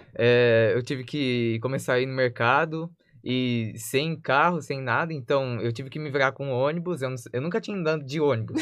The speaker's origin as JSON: {"language": "Portuguese", "town": "Sorriso", "region": "Mato Grosso", "country": "Brazil", "tie": "born or raised there", "moved": "as an adult", "said": "eu tive que mudar da minha cidade natal. Eu morava em Sorriso, Mato Grosso"}